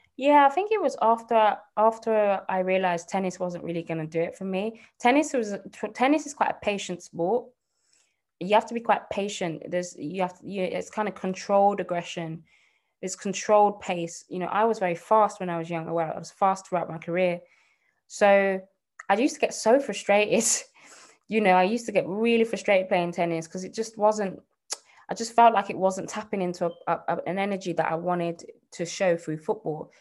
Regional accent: Birmingham, West Midlands, United Kingdom; I'm from Birmingham. You might not be able to tell, um, but yeah, I'm, I grew up in Birmingham.

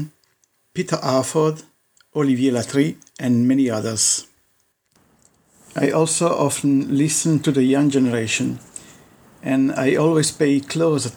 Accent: Turin, Piedmont, Italy; also born or lived in Pinerolo; I was born in Turin, but when I was 11, my parents moved up to a town called Pinerolo

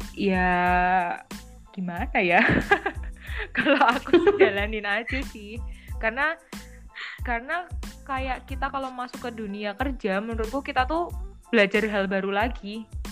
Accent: Java, Indonesia; accent: medok (Javanese-accented); aku kan medok

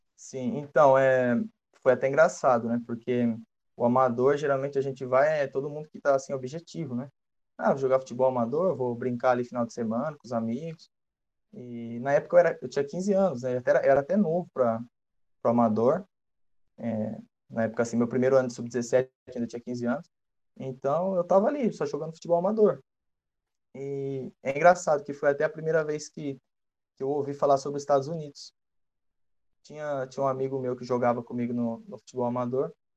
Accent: Iracemápolis, São Paulo, Brazil; moved away as an adult; also born or lived in Limeira, Brazil; now in Arizona, United States; eu sou de Iracemápolis, né? Sou natural de Iracemápolis, uma cidade do interior de, de São Paulo

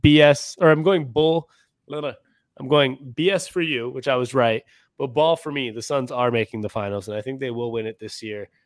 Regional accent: Seattle, Washington, United States; now in Phoenix, United States; I'm from Seattle, born and raised.

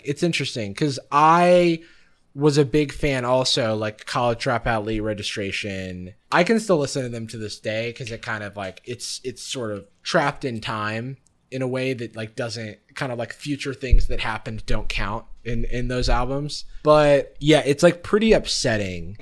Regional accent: the South, United States; also born or lived in Gainesville, Florida / Atlanta; I grew up in the South also.

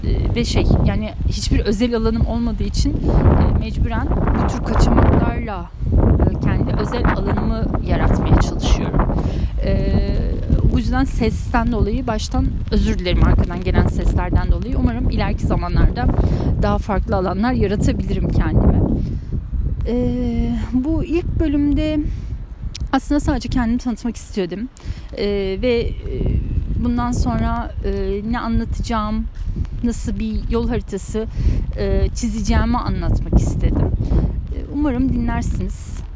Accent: Istanbul, Turkey; now in Germany; Ben hep İstanbul'da doğdum büyüdüm. Döneceğim yer İstanbul değil. Ege'ye karşı öyle bir hissiyatım var. Yok. Ee, Almanya'da kalma hissiyatım yok.

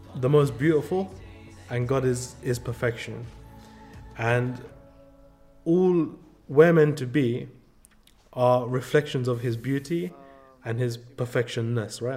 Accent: London, United Kingdom; moved away as an adult; also born or lived in California; growing up in London, for my sisters to wear hijab, it was just like a normal thing

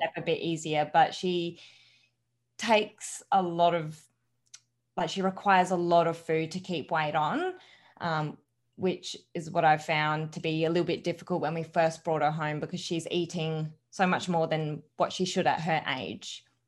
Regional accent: Adelaide, South Australia, Australia; born and raised in Adelaide, so I haven't moved anywhere

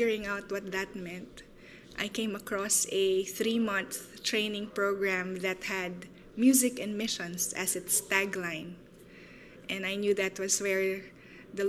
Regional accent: Philippines; from the Philippines, serving in the area of ethno-arts and orality

